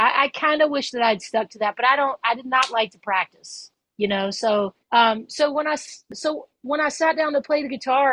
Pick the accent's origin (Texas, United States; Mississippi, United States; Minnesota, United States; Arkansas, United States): Mississippi, United States; Hernando; also born or lived in Memphis, Tennessee; I grew up in Hernando, Mississippi, which is about 15, 20 miles south of Memphis.